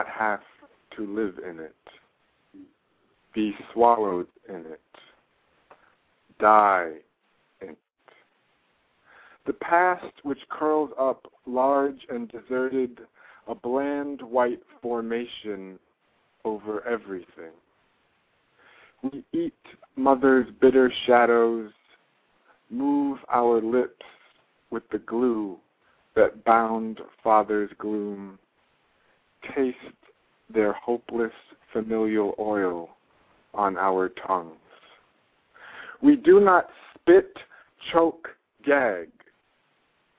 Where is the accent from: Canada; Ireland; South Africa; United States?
United States; New York City, New York; I was raised in Park Slope, Brooklyn